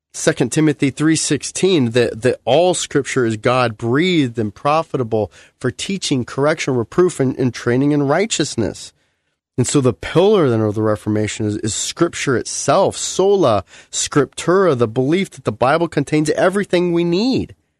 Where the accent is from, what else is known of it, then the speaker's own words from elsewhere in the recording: United States; where I live as an American